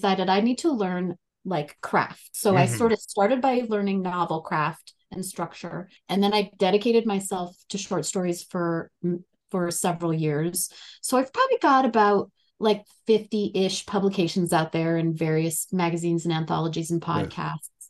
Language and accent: English; North Dakota, United States; now in Colorado, United States; I grew up in North Dakota, very much that like Midwestern nice kind of culture.